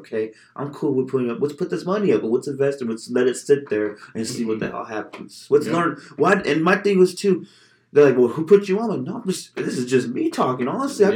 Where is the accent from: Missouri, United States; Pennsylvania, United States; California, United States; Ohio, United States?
California, United States; Bakersfield; I'm not just from Bakersfield